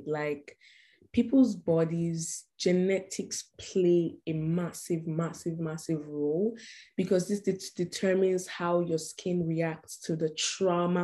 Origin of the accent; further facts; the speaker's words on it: Nigeria; moved away; my culture as a Nigerian or like as an African woman